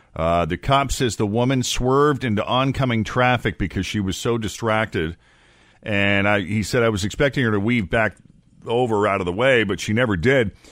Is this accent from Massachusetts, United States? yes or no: yes; Boston, Massachusetts, United States; moved away as an adult; also born or lived in New York City / West Coast / Florida / Portland, Maine; now in Cincinnati, United States; I was born and raised in the Boston area.